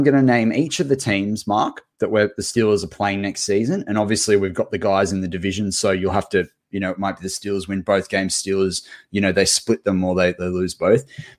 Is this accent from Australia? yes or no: yes; Australia; These Aussies are just being absolute larrikins. And if you haven't heard us use larrikins before as Aussie slang